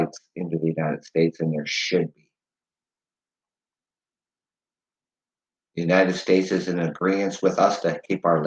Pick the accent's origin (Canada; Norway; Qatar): Canada; As a Canadian